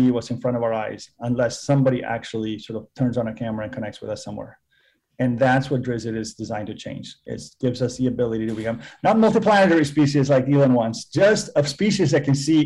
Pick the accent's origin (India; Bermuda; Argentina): Argentina; moved away as an adult; also born or lived in Massachusetts / California; I was born and raised in Argentina